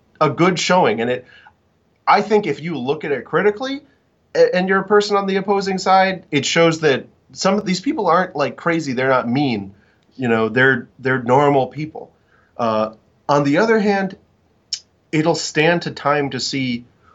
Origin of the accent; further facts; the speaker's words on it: Florida, United States; in my home country of Florida